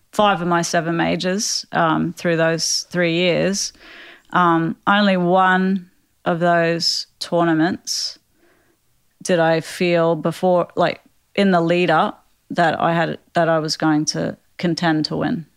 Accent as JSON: {"language": "English", "region": "Queensland", "country": "Australia", "tie": "born or raised there", "said": "where I grew up in Australia"}